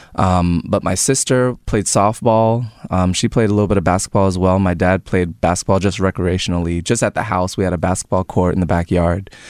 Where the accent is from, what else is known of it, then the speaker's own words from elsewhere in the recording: Tampa, Florida, United States; also born or lived in New Jersey; I was a Tampa Bay Buccaneers fan just growing up in Tampa